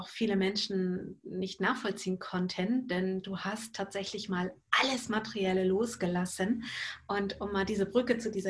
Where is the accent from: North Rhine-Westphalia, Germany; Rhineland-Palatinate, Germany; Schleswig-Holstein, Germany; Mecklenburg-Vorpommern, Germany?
Schleswig-Holstein, Germany; Lübeck; Er kommt aus meiner alten Heimatstadt aus Lübeck